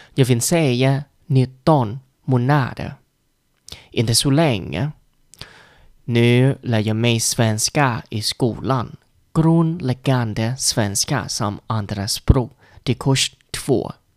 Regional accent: Vietnam; Swedish is a second language; moved away as an adult; now in Sweden; Jag är en vietnames, absolut. Jag kommer från Vietnam.

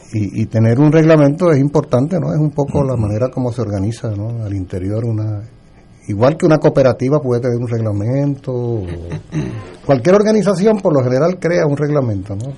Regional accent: Puerto Rico; yo soy puertorriqueño

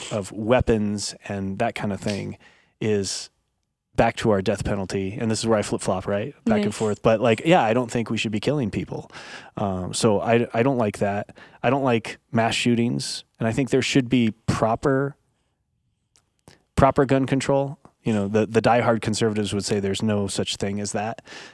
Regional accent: United States; I was raised in America

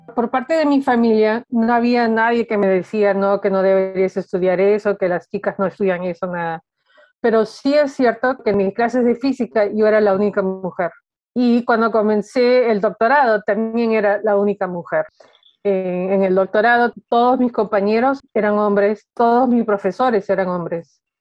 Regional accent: Peru; moved away; siendo peruana

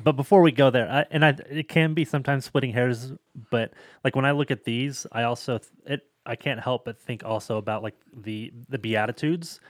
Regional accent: Seattle, Washington, United States; I'm from the Seattle area

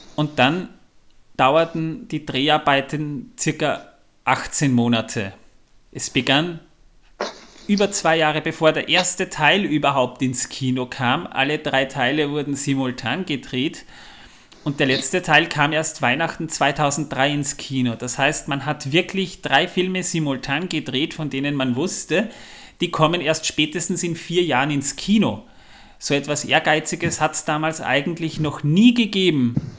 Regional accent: Austria; bei uns in Österreich

